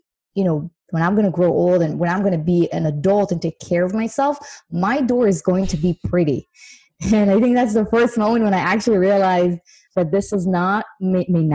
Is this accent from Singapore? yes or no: no; Israel; moved away as an adult; now in United States; I'm actually originally from Israel